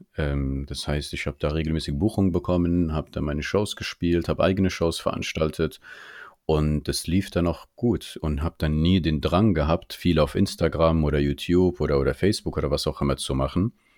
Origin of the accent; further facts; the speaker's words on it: Germany; Ich bin auch hier in Deutschland geboren und aufgewachsen